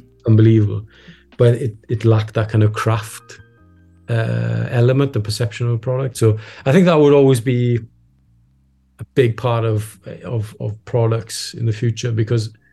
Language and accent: English; Wales, United Kingdom; we as Welsh people